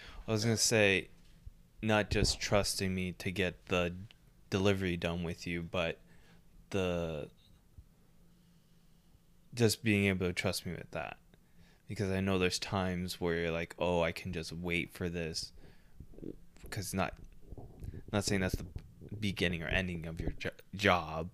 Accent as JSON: {"language": "English", "country": "Canada", "said": "We're Canadian"}